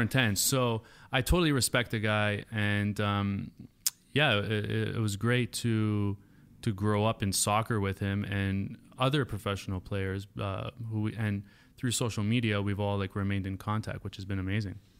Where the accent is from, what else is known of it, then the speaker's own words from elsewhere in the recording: Woodbridge, Ontario, Canada; moved away; it's called Woodbridge, Ontario